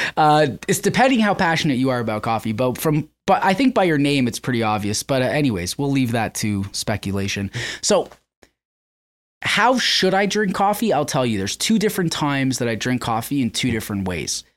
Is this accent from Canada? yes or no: yes; Canada; I'm from Canada